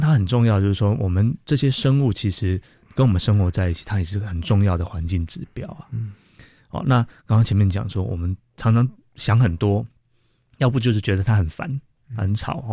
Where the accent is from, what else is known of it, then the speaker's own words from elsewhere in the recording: Taipei, Taiwan; 像我从小就是在植物园这附近长大的